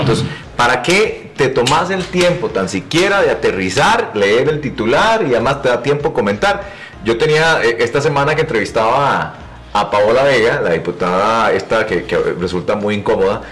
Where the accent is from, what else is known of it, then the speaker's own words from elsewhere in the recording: Costa Rica; Yo soy un tico muy, muy particular